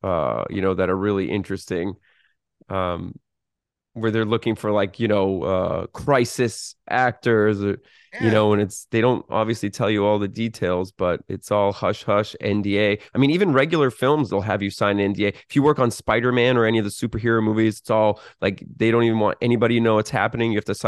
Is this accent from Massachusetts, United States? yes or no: yes; Boston, Massachusetts, United States; That's wild. I'm from Boston.